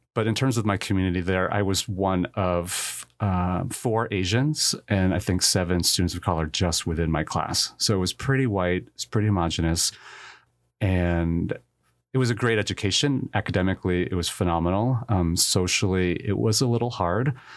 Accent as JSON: {"language": "English", "region": "New Jersey", "country": "United States", "tie": "born or raised there", "said": "I was born in a small town in New Jersey, about half an hour west of New York City"}